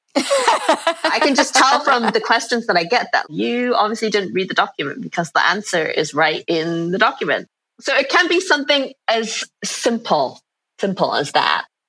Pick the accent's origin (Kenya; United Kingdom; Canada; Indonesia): United Kingdom; England; moved away as an adult; now in New York, United States; I'm from England, and after graduating, I ended up coming to New York